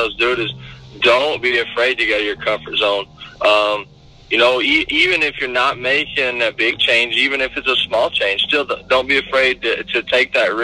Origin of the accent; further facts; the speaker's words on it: United States; moved away as an adult; all my ties in my hometown, which was Gulf Lake for so long